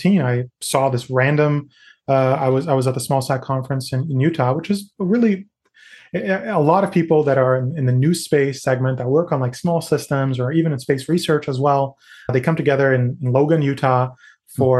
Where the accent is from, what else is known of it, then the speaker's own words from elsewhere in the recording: Natal, Rio Grande do Norte, Brazil; also born or lived in New York City, United States; now in United States; Where I grew up in the Northeast, there's something called Carnatal because I grew up in Natal.